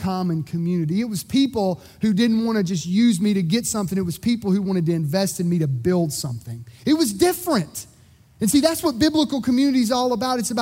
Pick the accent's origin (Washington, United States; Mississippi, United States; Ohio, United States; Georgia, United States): Mississippi, United States; I grew up in Mississippi